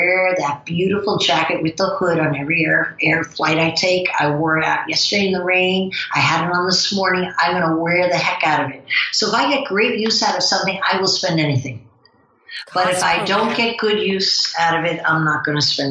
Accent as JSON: {"language": "English", "region": "New Jersey", "country": "United States", "accent": "New Jersey", "said": "my New Jersey accent"}